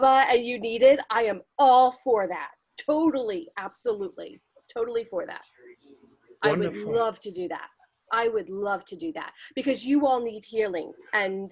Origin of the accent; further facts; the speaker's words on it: New York, United States; I'm from New York. I'm from New York